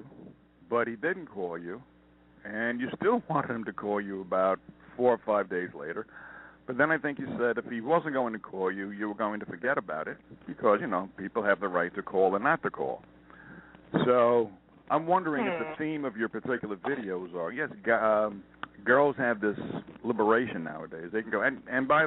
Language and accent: English; Montana, United States; I'm from Montana